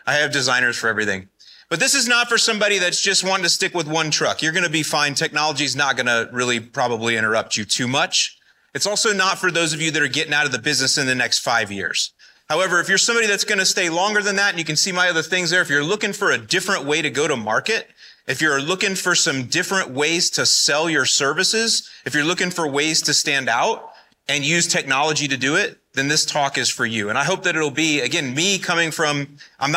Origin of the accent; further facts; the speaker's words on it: Florida, United States; moved away as an adult; also born or lived in Northwest Indiana; I'm originally from Florida, born and raised